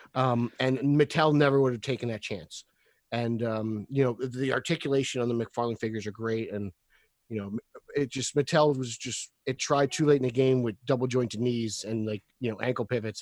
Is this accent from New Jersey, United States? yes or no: yes; New Jersey, United States; I'm from New Jersey